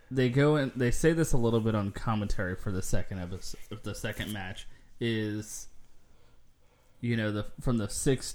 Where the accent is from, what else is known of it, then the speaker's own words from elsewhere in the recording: United States; speaking as an American